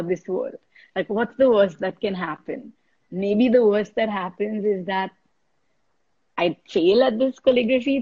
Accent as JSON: {"language": "English", "country": "India", "said": "I was a girl from India"}